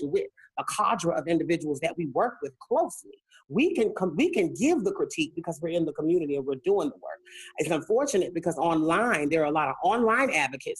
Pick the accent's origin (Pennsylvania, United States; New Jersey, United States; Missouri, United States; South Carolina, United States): South Carolina, United States; moved away as an adult; now in Atlanta, United States; I'm from South Carolina